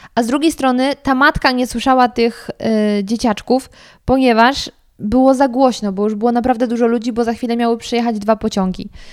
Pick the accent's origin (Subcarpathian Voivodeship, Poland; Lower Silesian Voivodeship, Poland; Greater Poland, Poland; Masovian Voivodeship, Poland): Lower Silesian Voivodeship, Poland; Sudetes; ja pochodzę z tamtych stron